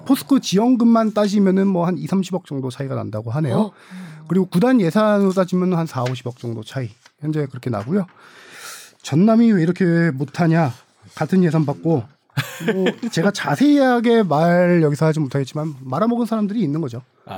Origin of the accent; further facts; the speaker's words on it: Suwon, Gyeonggi Province, South Korea; 제 고향이 수원이라서